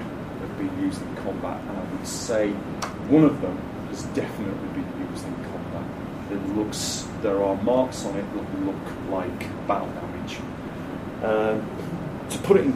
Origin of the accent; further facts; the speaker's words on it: Leeds, Yorkshire and the Humber, United Kingdom; from my hometown.